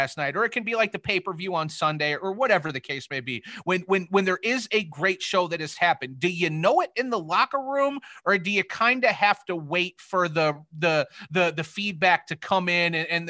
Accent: South Bend, Indiana, United States; moved away; Yes, Marcus, I am from South Bend originally. Yes, I am a Notre Dame fan because it is my hometown.

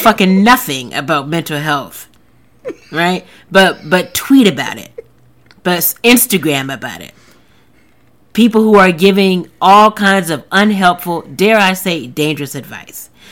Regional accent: the South, United States; I am from the South. I've lived in the South my whole life

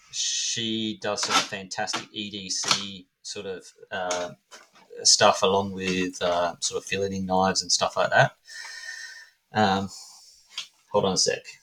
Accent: Australia; I'm Australian

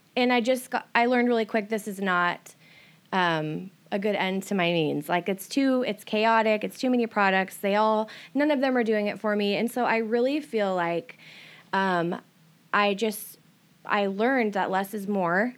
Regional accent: Everett area, Washington, United States; I started, um, in Everett area and then, like, Stevens, but most of my growing up since I was about fourteen was here.

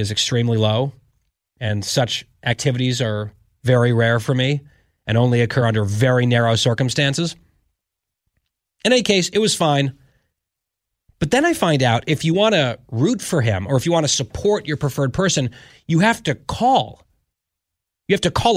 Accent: United States; I'm an American

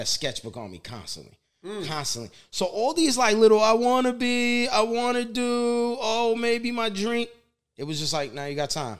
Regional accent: New York City, New York, United States; Growing up in the Bronx, you know, and um, just very Italian neighborhood

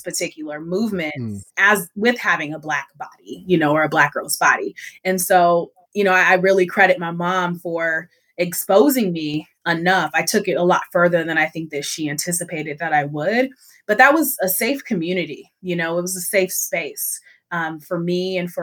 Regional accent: Seattle, Washington, United States; moved away as an adult; also born or lived in New York City; growing up in Seattle

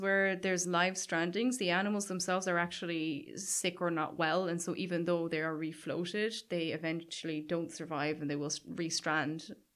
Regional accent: Caherdaniel, Munster, Ireland; I grew up in Cardagna, which is, like, just over the hill from Waterville.

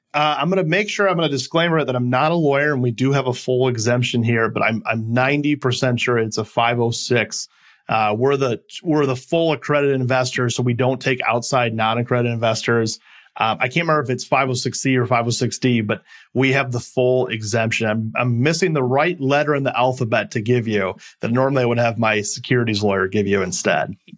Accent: Midwest, United States; moved away as an adult; also born or lived in California / Milwaukee; I'm originally from the Midwest and came back

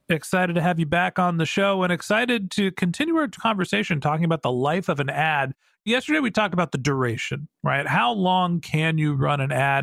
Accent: United States; White guy, middle aged, privileged, United States of America

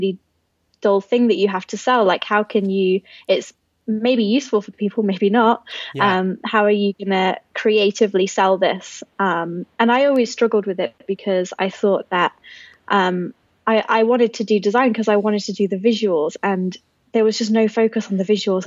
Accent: Hinckley, East Midlands, United Kingdom; My hometown's called Hinckley. It's basically 2 hours north of London, in the center of England.

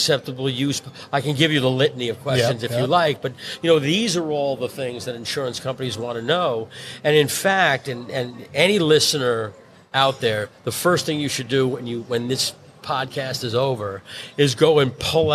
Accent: New York City, New York, United States; I'm born and bred in Brooklyn

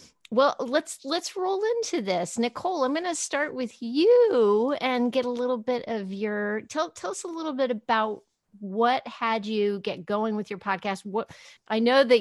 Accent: El Paso, Texas, United States; I grew up in West Texas, in the town of El Paso

